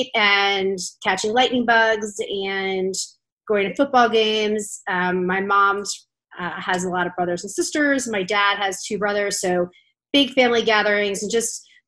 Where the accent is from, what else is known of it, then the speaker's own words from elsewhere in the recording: Lancaster, Pennsylvania, United States; I grew up in Lancaster, Pennsylvania